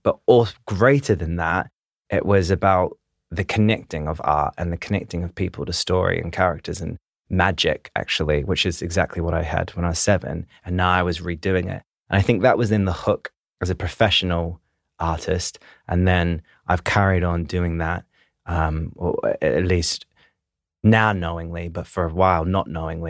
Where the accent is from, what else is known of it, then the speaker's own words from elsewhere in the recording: Christchurch, Canterbury, New Zealand; moved away; I come from Christchurch, New Zealand, originally